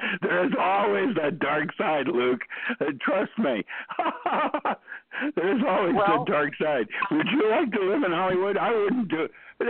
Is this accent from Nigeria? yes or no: no; China; English is a second language; I never learned how to do that because I grew up in China and my folks never touched me. You don't touch another person in that culture.